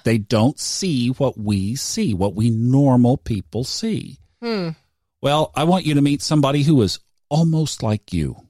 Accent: Tulsa, Oklahoma, United States; I grew up in Tulsa, Oklahoma in the 60s

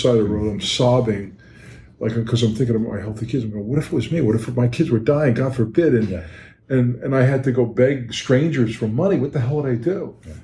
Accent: New York City, New York, United States; I was born and raised in Brooklyn

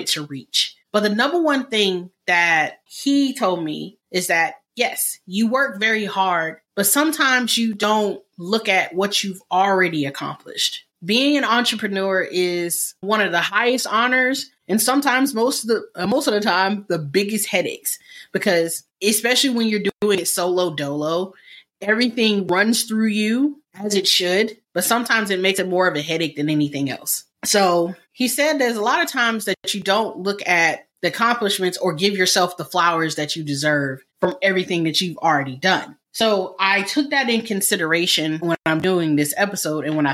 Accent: United States; I am African American.

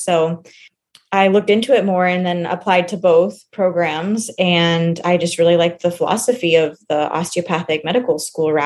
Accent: Houston, Texas, United States; I grew up in the Houston area

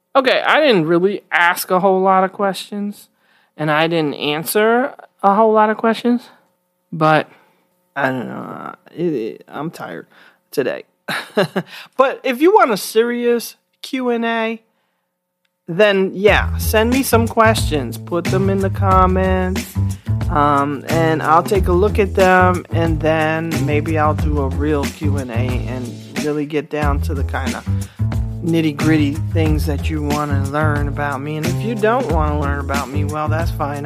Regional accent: New York City, New York, United States; moved away as an adult; I'm from the Bronx, New York. I was born and raised there and lived there most of my life until until I graduated from college in my 30s

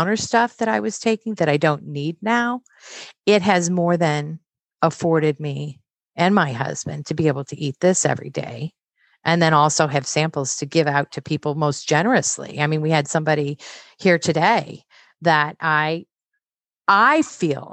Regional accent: Midwest, United States; I'm from the Midwest.

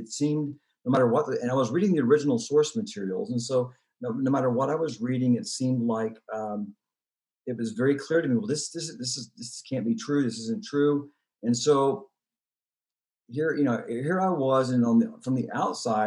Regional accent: San Antonio, Texas, United States

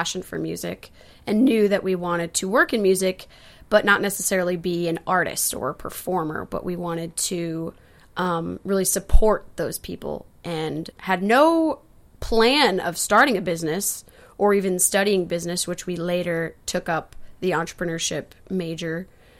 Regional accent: Elkhart, Indiana, United States; now in Nashville, United States; We moved to Nashville in 2012 to go to Belmont University. I came from Elkhart, Indiana.

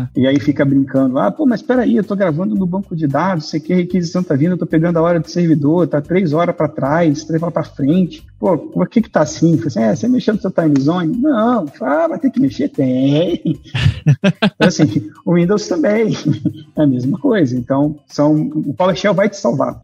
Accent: Niterói, Rio de Janeiro, Brazil; moved away as an adult; now in Blumenau, Brazil; Carioca não, sou de Niterói, né? Na verdade, no Rio de Janeiro.

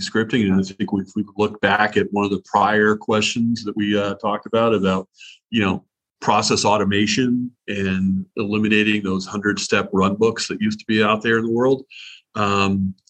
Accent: Southern Ohio, United States; I grew up in Southern Ohio.

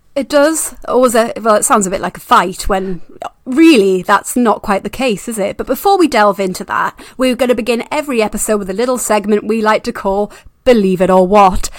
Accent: Newcastle upon Tyne, North East England, United Kingdom; near Newcastle upon Tyne, which happens to be my hometown

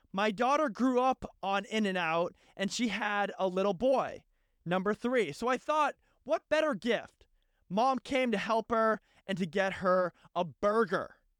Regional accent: United States; as an American

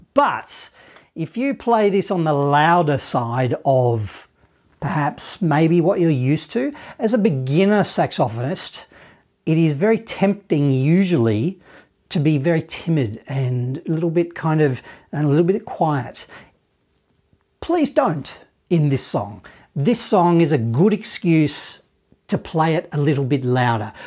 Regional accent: Australia; accent: Australian; My Australian accent

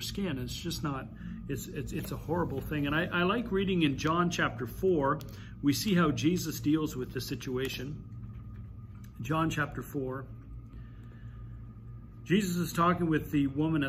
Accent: Mississauga, Ontario, Canada; I grew up in Mississauga

